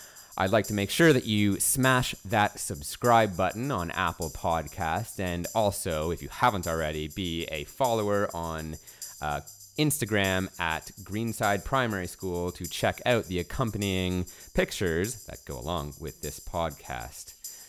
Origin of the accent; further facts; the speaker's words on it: Canada; as a Canadian I should know, it requires a lot of resilience.